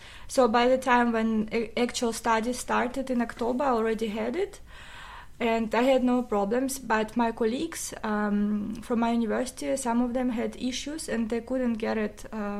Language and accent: English; Russia; moved away as an adult; now in Vienna, Austria; I'm from Russia. I have been living in Vienna for 6 years, I think, now, or 6.5. And I came here as a student.